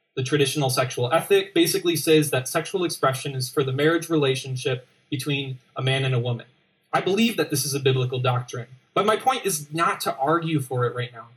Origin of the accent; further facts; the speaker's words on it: Grand Rapids, Michigan, United States; I'm from Grand Rapids